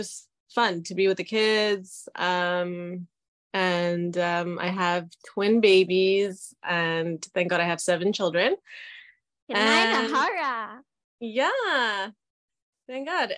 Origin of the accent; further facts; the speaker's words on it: Canada; also born or lived in Israel; I was born in Israel and I lived in Canada for most of my life.